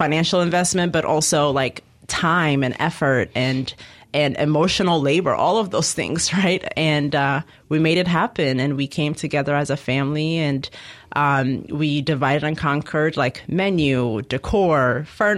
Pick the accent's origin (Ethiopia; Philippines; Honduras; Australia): Ethiopia; moved away; I'm originally from Ethiopia, so I've traveled back a few times. Okay. I was born there